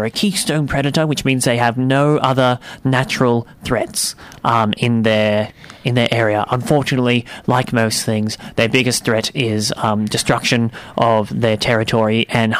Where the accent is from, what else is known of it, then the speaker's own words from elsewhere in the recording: United Kingdom; So, well, look, I'm from Britain, so cut me some slack.